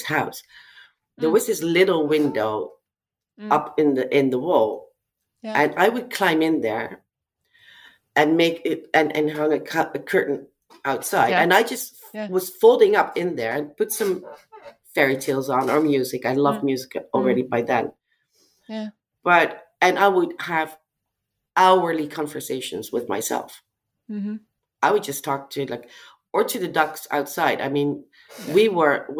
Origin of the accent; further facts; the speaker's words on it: Amsterdam, North Holland, Netherlands; in Amsterdam, it's my hometown.